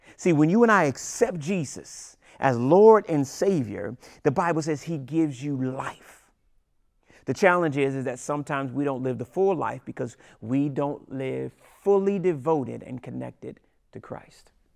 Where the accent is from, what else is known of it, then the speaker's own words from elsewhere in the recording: Washington, District of Columbia, United States; I'm from Washington, D C